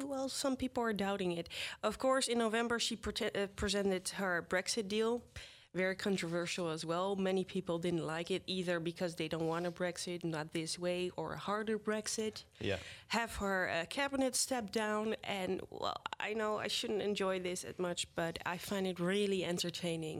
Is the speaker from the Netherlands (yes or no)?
yes; The Hague, South Holland, Netherlands; I'm from The Hague originally